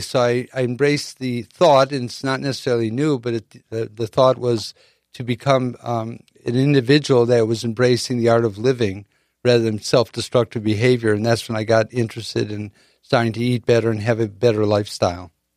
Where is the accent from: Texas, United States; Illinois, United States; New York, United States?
Illinois, United States; Chicago; now in San Diego, United States; in the Midwest growing up in Chicago